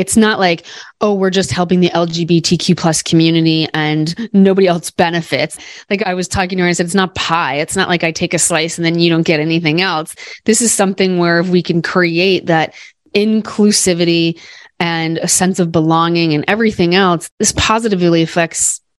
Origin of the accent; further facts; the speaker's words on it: Iowa, United States; my home state of Iowa